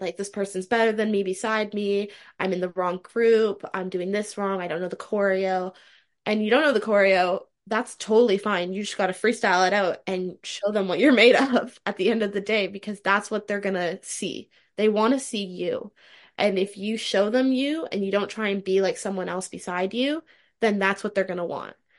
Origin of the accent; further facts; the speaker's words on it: Toronto, Ontario, Canada; I'm from Toronto, Ontario, Canada, currently still living there